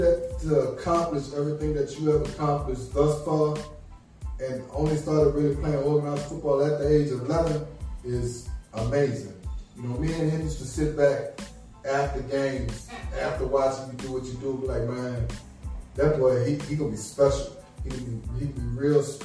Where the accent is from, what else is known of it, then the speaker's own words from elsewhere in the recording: Essex, Virginia, United States; I'm from Essex